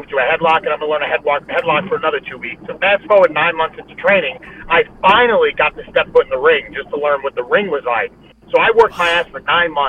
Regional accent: New York City, New York, United States; I'm from Brooklyn, New York.

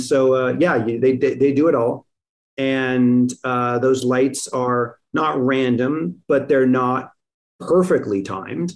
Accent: Los Angeles, California, United States; We shot Mr. and Mrs. Smith in Los Angeles. It's the only film I've ever shot in my hometown

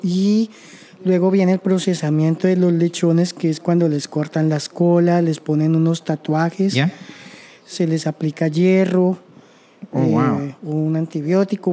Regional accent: Colombia; moved away as an adult; now in Canada

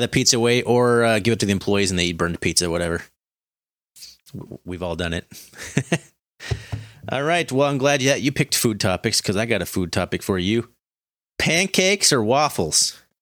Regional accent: Montana, United States; We're from Montana. You had to drive two hours to get anywhere

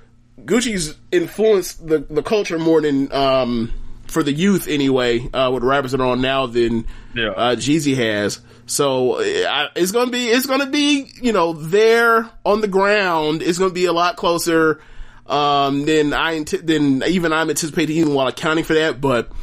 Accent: South Carolina, United States; I represent the whole Atlanta. I'm from South Carolina.

